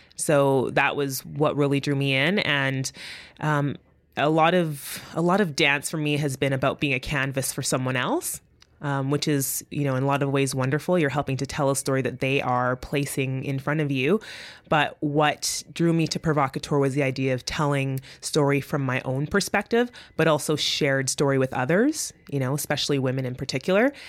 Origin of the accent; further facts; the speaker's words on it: Winnipeg, Manitoba, Canada; first language English; I'm from Winnipeg, Manitoba, and that I'm a first generation Canadian